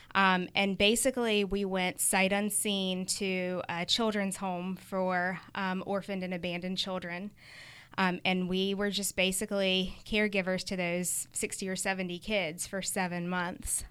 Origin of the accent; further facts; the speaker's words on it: United States; also born or lived in Uganda; we're American